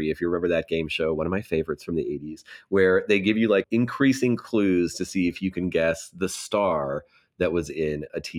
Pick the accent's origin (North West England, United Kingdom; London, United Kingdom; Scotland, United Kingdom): Scotland, United Kingdom; I'm Scottish.